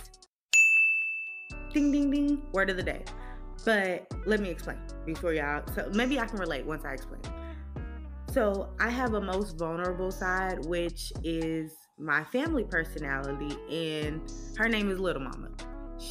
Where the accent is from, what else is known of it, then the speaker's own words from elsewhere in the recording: California, United States; I'm from California